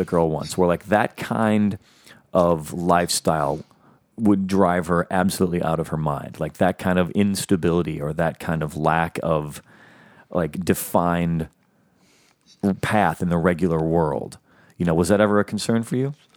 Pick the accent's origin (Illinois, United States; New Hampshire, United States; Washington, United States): Illinois, United States; Chicago; now in Los Angeles, United States; growing up in Chicago where there was nothing even akin